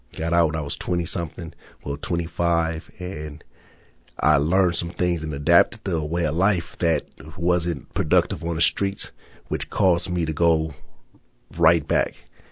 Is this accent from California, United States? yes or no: yes; Los Angeles, California, United States; I'm from South Central Los Angeles.